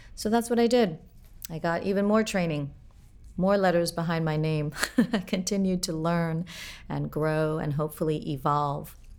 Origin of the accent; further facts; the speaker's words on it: Port-au-Prince, Ouest, Haiti; I was born in Port-au-Prince, Haiti